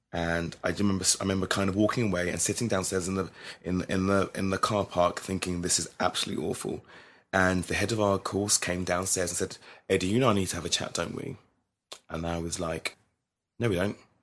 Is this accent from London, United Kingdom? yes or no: yes; London, United Kingdom; I grew up in London, South, Southwest London